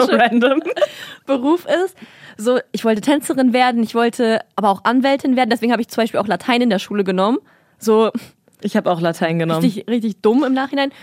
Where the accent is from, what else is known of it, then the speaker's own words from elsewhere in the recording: Kazakhstan; moved away; Ich bin in Kasachstan groß geworden